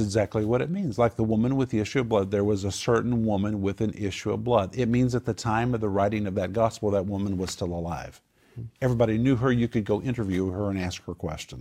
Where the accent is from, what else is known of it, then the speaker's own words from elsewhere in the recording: Oklahoma, United States; I grew up in Oklahoma